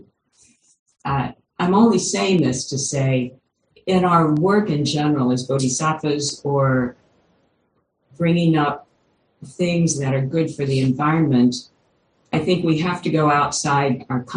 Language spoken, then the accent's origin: English; Kentucky, United States; I grew up in Kentucky